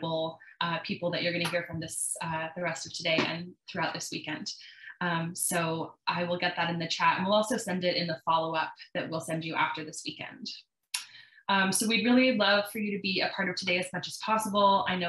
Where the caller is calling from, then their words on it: Las Vegas, Nevada, United States; she, her. I'm calling in from Las Vegas, Nevada, which is land of the Southern Paiute people.